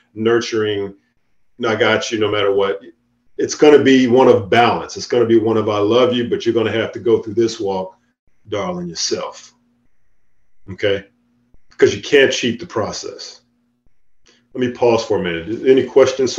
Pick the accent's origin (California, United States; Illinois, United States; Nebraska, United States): Illinois, United States; Chicago; moved away as an adult; I grew up in Chicago